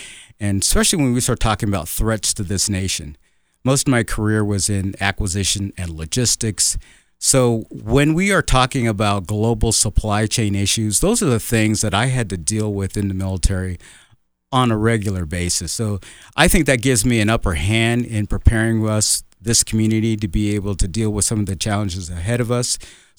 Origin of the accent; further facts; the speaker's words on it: Colorado Springs, Colorado, United States; I grew up in Colorado Springs, been here for over 50 years. This is my home.